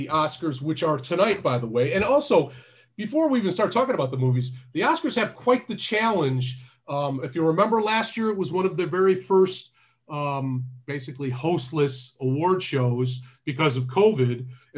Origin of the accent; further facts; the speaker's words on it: Detroit, Michigan, United States; when I was a kid growing up in Detroit